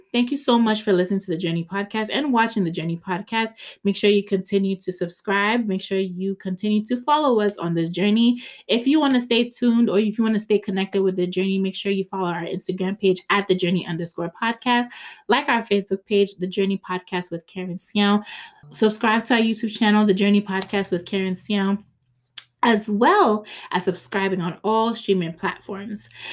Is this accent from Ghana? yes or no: yes; Ghana; I'm Ghanaian